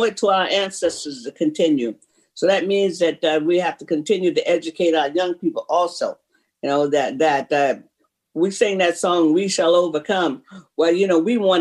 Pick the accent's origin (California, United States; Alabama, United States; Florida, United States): Florida, United States; Jacksonville; I was born in Brewster Hospital, the colored side.